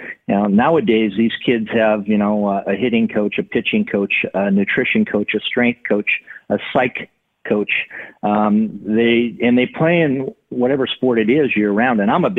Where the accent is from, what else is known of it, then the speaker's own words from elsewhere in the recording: California, United States; Growing up in California was awesome.